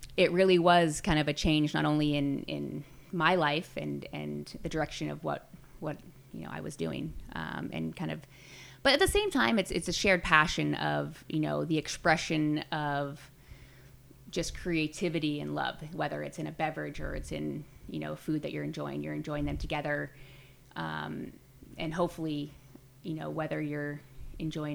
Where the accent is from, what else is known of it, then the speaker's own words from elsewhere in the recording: Glen Ellen, California, United States; in Glen Ellen and in my hometown and really build this dream in the same place that I grew up